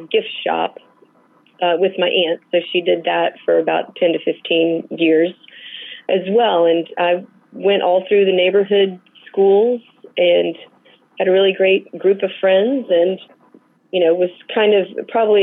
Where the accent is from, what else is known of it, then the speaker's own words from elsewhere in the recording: Dallas, Texas, United States; now in Atlanta, United States; I grew up in Dallas, Texas